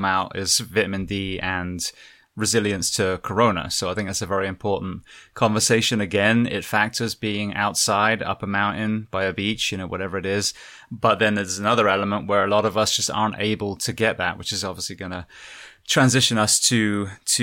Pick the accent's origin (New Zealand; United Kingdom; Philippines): United Kingdom; England; now in Florida, United States; I'm an Englishman, a very pasty Englishman